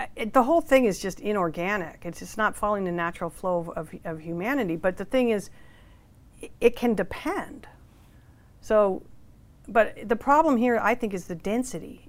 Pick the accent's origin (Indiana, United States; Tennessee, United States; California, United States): California, United States; Menlo Park; I'm from Menlo Park